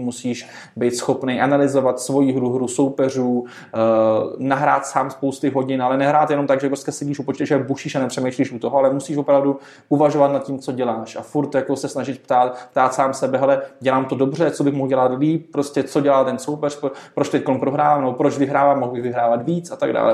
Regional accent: Czechia; My jsme jako Češi

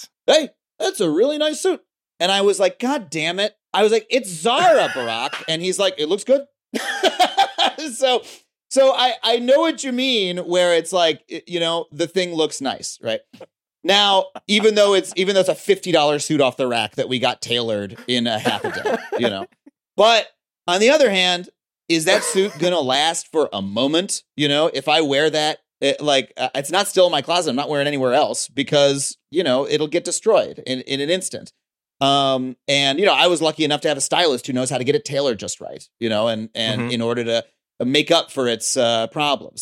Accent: Long Island, New York, United States; moved away as an adult; now in Los Angeles, United States; I grew up on Long Island, but my my dad grew up in Florida. My mom grew up in Michigan

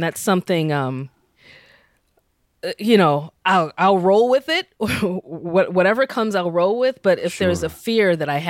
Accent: United States; me being Nigerian American, so I'm like, I'm an outsider. I know that. I'm an outsider insider.

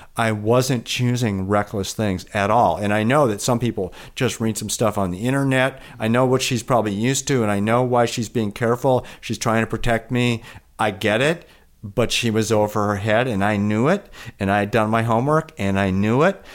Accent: Milwaukee, Wisconsin, United States; also born or lived in Chicago; now in Vermont, United States; I was born in Chicago. I grew up in the city of Milwaukee

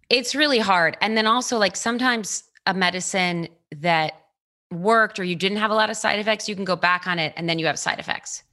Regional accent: Baltimore, Maryland, United States; born or raised there; now in Los Angeles, United States

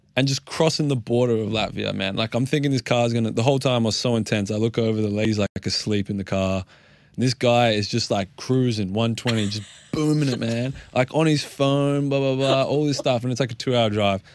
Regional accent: Australia; being Australian

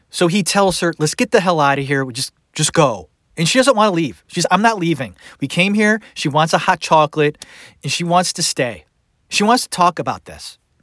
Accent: Cleveland, Ohio, United States; I grew up in Cleveland.

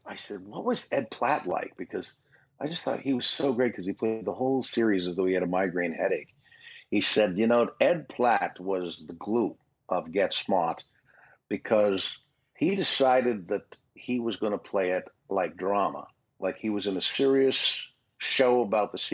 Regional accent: Toronto, Ontario, Canada; moved away as an adult; now in United States; up in Toronto, my hometown, but I was living here

